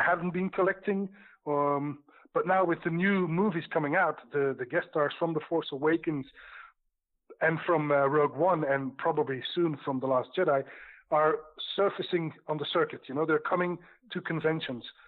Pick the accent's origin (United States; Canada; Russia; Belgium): Belgium; I'm from Belgium.